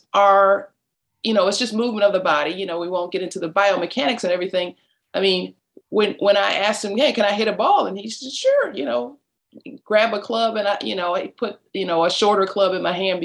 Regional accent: Detroit, Michigan, United States; now in Atlanta, United States; I grew up in Detroit, Michigan, right in the middle of the city

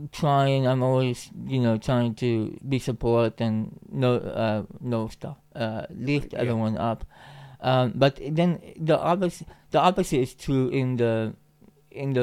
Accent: Finland; being Finnish

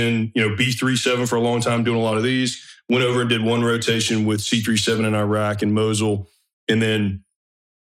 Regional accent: northeast of Atlanta, between Atlanta and Athens, Georgia, United States; moved away as an adult; I was just some kid from Georgia

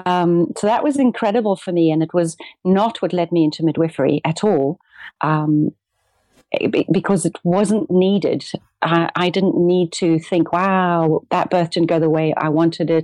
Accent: South Africa; also born or lived in Amsterdam / Cape Town; I'm a South African and I live between Amsterdam and Cape Town, 6 months each

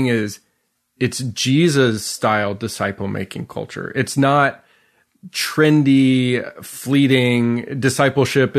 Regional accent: Calgary, Alberta, Canada; now in Tennessee, United States; I grew up in Calgary, Alberta, which is just north of Idaho. And I'm like, you know, living in Tennessee most of my life after that.

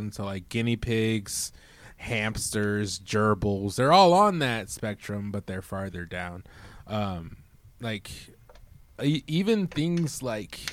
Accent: Midwest, United States; now in Arizona, United States; growing up in the Midwest

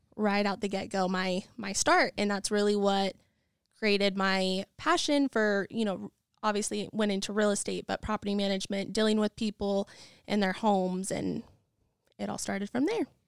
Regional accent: Nampa, Idaho, United States; also born or lived in Boise, Idaho; I am originally from Nampa, Idaho, have lived mostly in Boise and have been all over

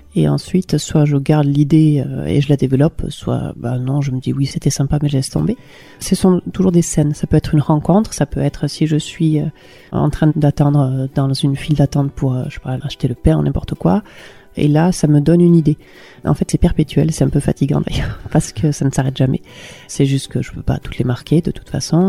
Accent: Hendaye, Nouvelle-Aquitaine, France; moved away as an adult; now in Ustaritz, France; Je viens d'Andaï, euh, j'ai vécu à peu près oui, 20 ans à Andaï

